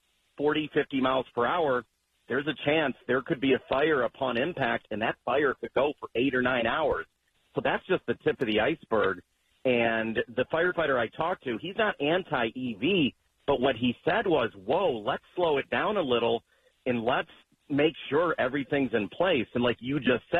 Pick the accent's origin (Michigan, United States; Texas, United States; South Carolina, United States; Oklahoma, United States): Michigan, United States; Wayne; also born or lived in Westland, Michigan; I grew up in Wayne, Michigan, in Westland, so I know that area very well.